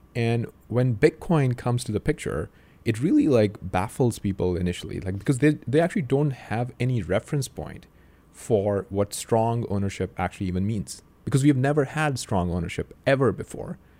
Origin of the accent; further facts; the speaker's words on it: Pakistan; now in United States; I grew up in Pakistan